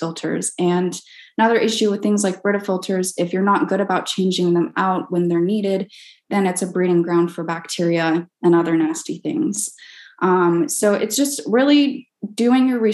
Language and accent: English; Oregon, United States; also born or lived in Texas; now in Laguna Beach, United States; I grew up in Oregon most of my life